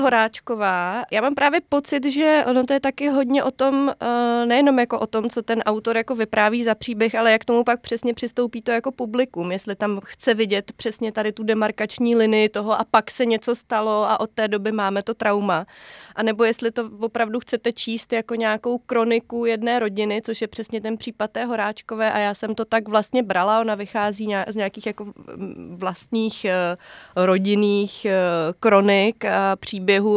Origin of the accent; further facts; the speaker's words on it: Semily, Liberec Region, Czechia; also born or lived in Jilemnice; ty moje rodné semily, respektive já jsem se narodila v Jilemnici